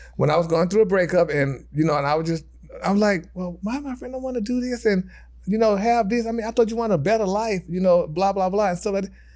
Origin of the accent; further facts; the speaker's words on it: Texas, United States; moved away; my hometown 'cause I'm from Texas.